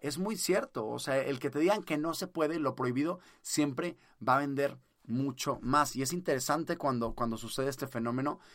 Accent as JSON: {"language": "Spanish", "country": "Mexico", "said": "acá en México yo en mi país"}